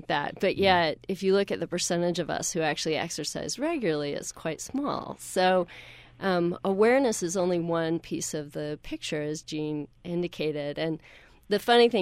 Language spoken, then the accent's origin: English; Deep South, United States; now in Utah, United States; I grew up in the Deep South